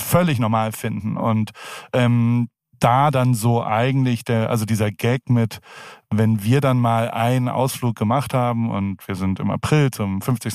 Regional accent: Heidelberg, Baden-Württemberg, Germany; moved away as an adult; also born or lived in San Francisco, United States; now in United States; Ich komme aus Heidelberg

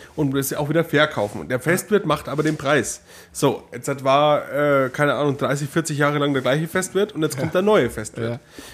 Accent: Neumarkt in der Oberpfalz, Bavaria, Germany; in meiner Heimat in Neumarkt

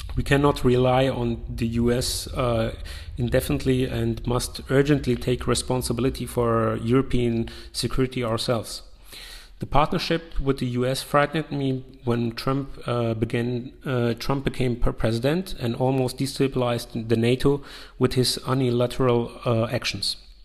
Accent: Afghanistan; also born or lived in Yugoslavia; I'm originally came from Afghanistan and grew up in former Yugoslavia.

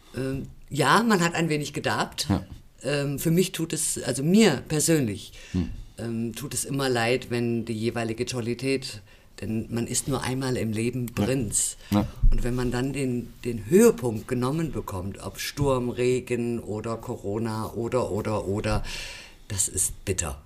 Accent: Rhineland, Germany; now in Fulda, Germany; Ich komme aus dem Rheinland, ja. Ich bin dort geboren und aufgewachsen.

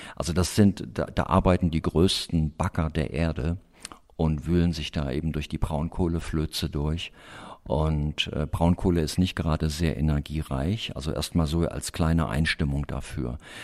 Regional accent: Germany; im Hainich in Thüringen, in meiner Heimat

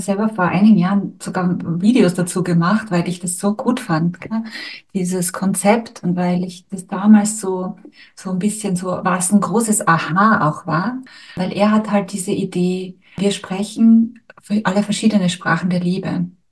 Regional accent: Styria, Austria; accent: Austrian, Styrian; ich spreche jetzt zum Beispiel Deutsch oder mein Dialekt ist jetzt österreichisch, steirisch

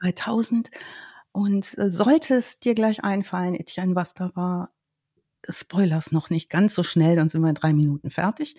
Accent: Germany; in der Heimat, in meiner Heimatstadt

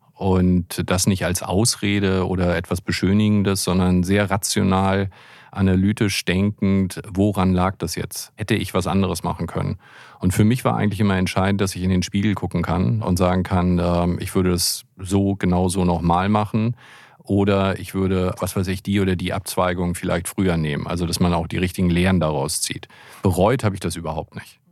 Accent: Hamburg, Germany; ich bin ja Hamburger

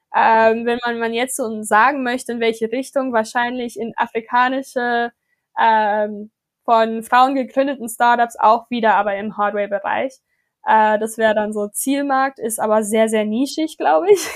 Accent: Johannesburg, Gauteng, South Africa; now in Berlin, Germany; meine Heimat, wir machen mal ein Satellitprogramm in Johannesburg

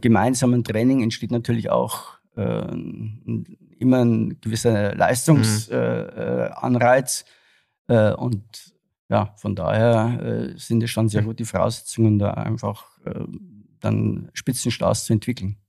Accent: Regensburg, Bavaria, Germany; moved away as an adult; also born or lived in Frankfurt; in meiner Heimatstadt in Regensburg

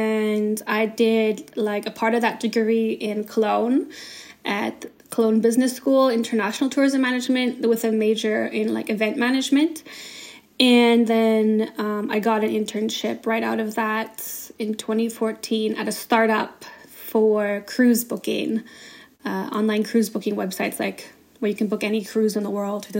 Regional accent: British Columbia, Canada; now in Germany; I am Canadian, so I moved to Germany 10 years ago, officially, like, 10 years ago, 2014 or 2013.

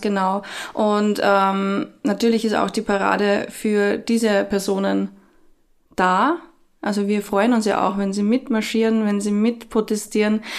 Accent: Austria; bei uns in Österreich

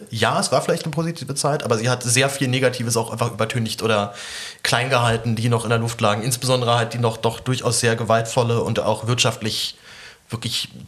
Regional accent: Berlin, Germany; In Zehlendorf. Also Berlin.

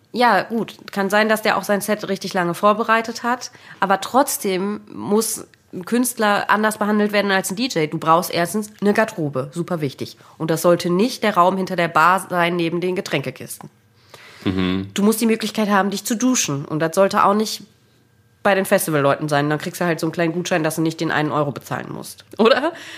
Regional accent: Munich, Bavaria, Germany; moved away; also born or lived in North Rhine-Westphalia; ich bin in München geboren

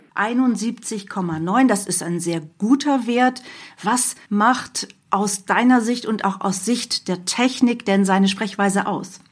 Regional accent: near Hanover, Lower Saxony, Germany; Ich komme auch aus der Nähe von Hannover

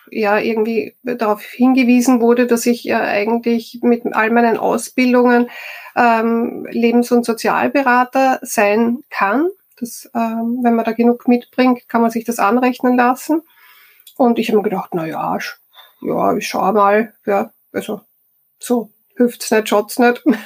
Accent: Styria, Austria; moved away; also born or lived in Vienna; Ich komme aus der Steiermark.

